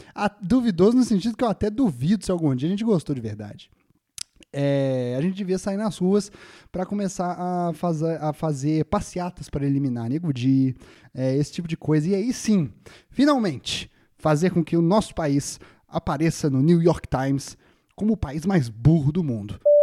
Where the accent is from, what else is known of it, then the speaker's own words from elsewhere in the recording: Brazil; Eu, como brasileiro